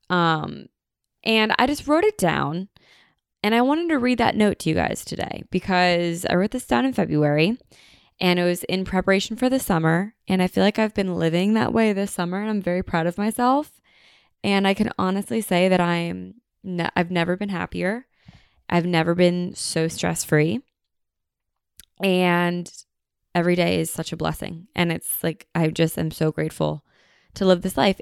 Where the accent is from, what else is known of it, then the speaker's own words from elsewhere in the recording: United States; we are so American